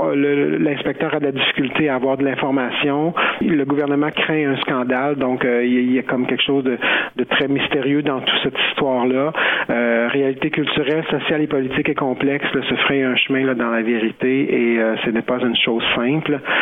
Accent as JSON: {"language": "French", "region": "Quebec", "country": "Canada", "said": "chez nous au Québec"}